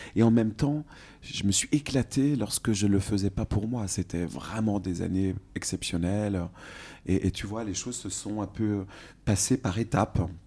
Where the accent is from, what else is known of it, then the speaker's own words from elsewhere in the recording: Bourgogne-Franche-Comté, France; now in Paris, France; Je suis franc-comtois à Paris. Je viens de Franche-Comté